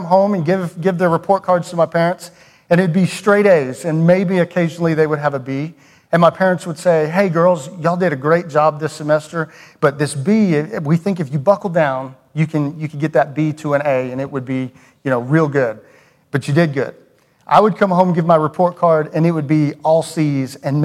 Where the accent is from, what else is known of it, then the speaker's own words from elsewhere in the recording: Cumming, Georgia, United States; moved away; I grew up in Cumming, Georgia. If you're familiar with Cumming, it's a little north of Atlanta